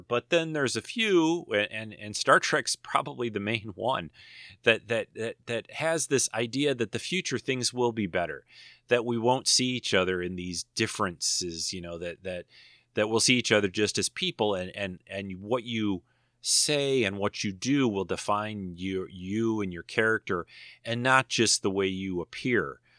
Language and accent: English; Detroit, Michigan, United States; I grew up in Detroit